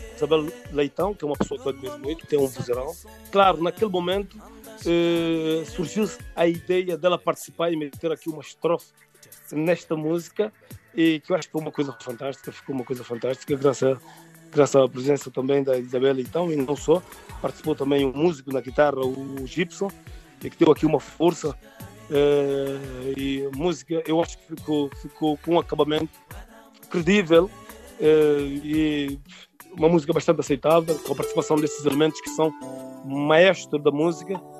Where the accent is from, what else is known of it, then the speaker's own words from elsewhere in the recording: Santo Amaro, Lobata, São Tomé & Príncipe; now in Portugal; Eu nasci em São Tomé, é filho dos pais de origem também São Tomense. Pronto, eu nasci uh, uh, na região de Santo Tomar, distrito de Lobata